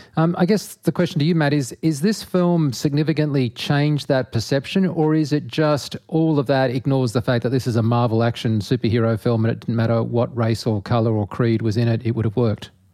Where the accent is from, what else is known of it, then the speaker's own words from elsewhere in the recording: Australia; I'm an Australian